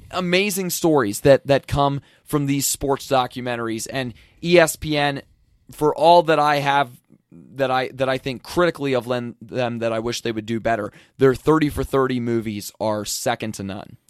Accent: an hour west of Philadelphia, Pennsylvania, United States; I grew up an hour to the west, but I did live in Philadelphia, the city itself, for a year when I was in college

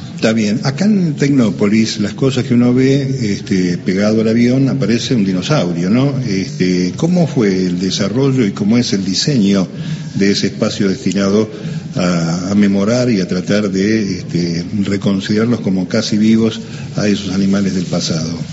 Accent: La Plata, Buenos Aires Province, Argentina; Nosotros, los que nacimos en La Plata

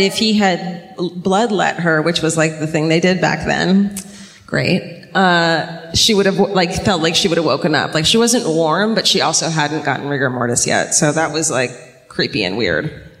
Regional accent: Southern California, United States; I'm from Southern California.

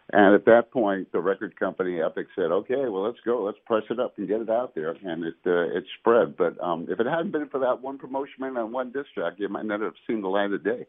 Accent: New York City, New York, United States; I was born in Brooklyn, New York.

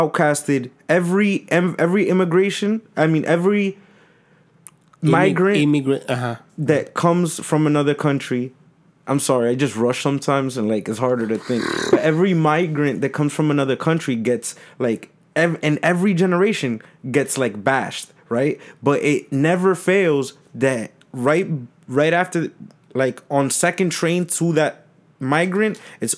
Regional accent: United States; I was born here. Mm-hmm. I'm American

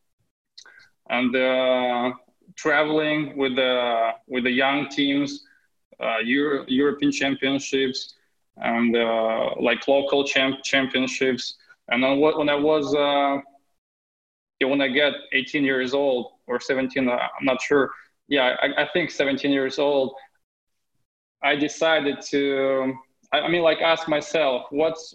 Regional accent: Moldova; English is a second language; moved away as an adult; I was born in Moldova

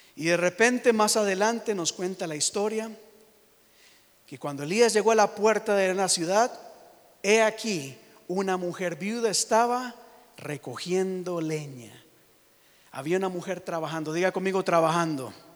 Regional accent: Costa Rica; now in United States; yo soy de Costa Rica

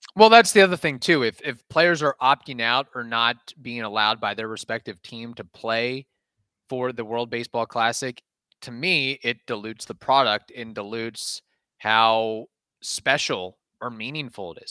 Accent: United States; as an American

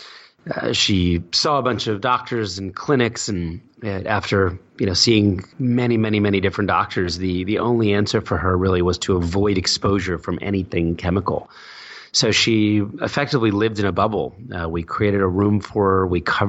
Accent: New Jersey, United States; also born or lived in Philadelphia; I was born in Philadelphia, moved to Jersey when I was four

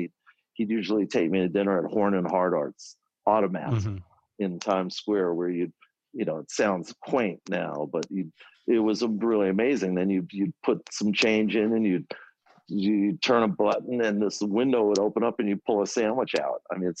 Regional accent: Forest Hills, New York, United States; I was growing up in Forest Hills, New York. My dad was a Broadway stage manager.

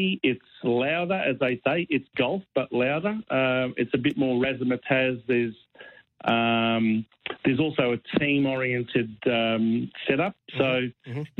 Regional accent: Australia

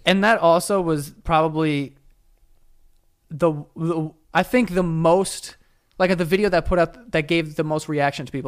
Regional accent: New York City, New York, United States; I grew up in New York City

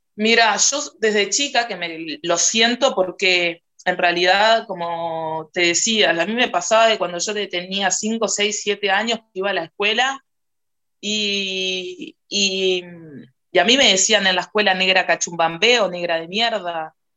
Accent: Uruguay; yo soy una mujer negra uruguaya

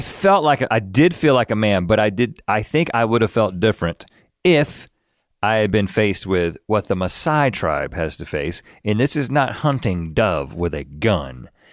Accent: North Carolina, United States; I'm from North Carolina

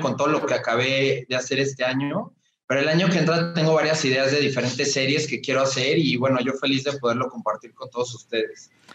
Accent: Mexico; yo soy mexicano, vivo aquí en la Ciudad de México

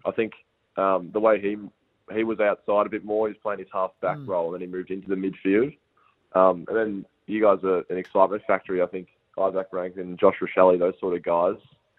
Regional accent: Bendigo, Victoria, Australia; also born or lived in Melbourne, Australia; So I'm originally from Bendigo, and then in year 9, I moved down to Melbourne Grammar at boarding school.

